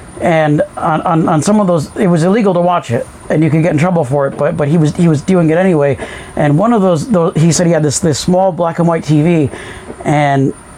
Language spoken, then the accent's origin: English; Colorado, United States; I grew up in Colorado